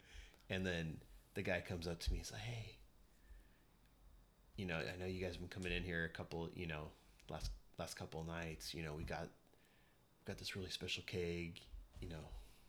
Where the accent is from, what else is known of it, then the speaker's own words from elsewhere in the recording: Santa Rosa, California, United States; we're from Santa Rosa and we have Blind Pig every week.